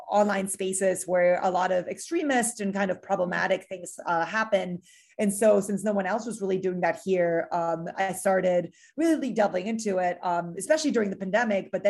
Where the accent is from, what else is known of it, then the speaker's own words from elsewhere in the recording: Miami, Florida, United States; also born or lived in Chile / Mexico City, Mexico / Germany; I'm originally uh, from Miami. Uh, I was born in South America in, in Chile, but uh, my parents from Uruguay, and I grew up all over the place in Mexico City and in Germany before moving to Miami.